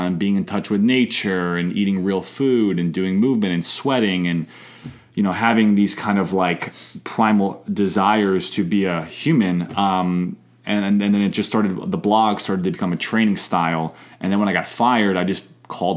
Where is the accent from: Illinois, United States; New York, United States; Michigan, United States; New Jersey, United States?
New York, United States; moved away as an adult; also born or lived in St. Louis, Missouri; my first job actually at 16 years old in New York, back where I'm from, was folding towels in the local gym